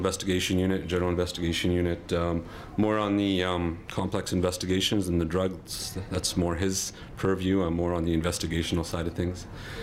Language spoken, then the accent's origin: English; Lethbridge, Alberta, Canada; also born or lived in Lebanon / Olds, Alberta / Milk River, Alberta; I was born in Lebanon back in 84, and I came here in 91 with my family at the age of seven. Bounced around all over Alberta from Olds to Milk River down to here, Lethbridge, since 97.